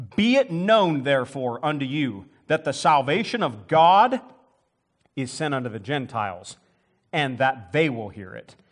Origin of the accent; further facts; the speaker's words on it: United States; I'm an American